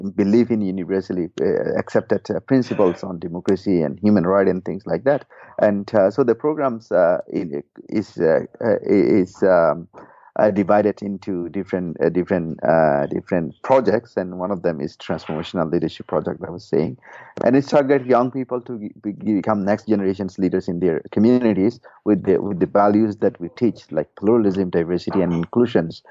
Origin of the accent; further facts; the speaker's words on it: Rakhine State, Myanmar; I myself is a Rohingya first and foremost, and I come from Rakhine State originally